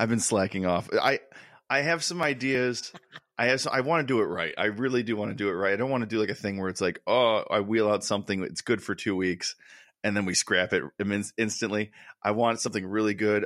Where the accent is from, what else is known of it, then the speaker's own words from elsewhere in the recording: Connecticut, United States; we grew up in Connecticut, both of us